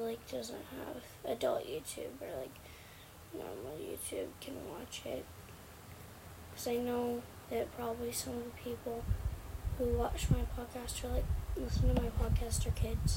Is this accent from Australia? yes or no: no; Canada; I'm Canadian. I live in Canada.